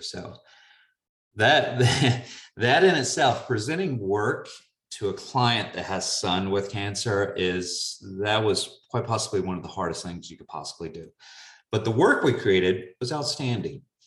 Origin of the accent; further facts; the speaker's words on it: the South, United States; being a Southerner by nature